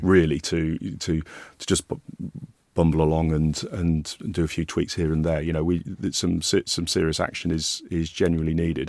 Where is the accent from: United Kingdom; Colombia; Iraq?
United Kingdom; Yorkshire and the Humber; moved away; I grew up in Yorkshire